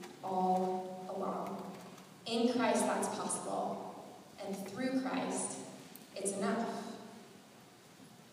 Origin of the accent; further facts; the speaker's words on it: Southern California, United States; some of my friends that I grew up with in Southern California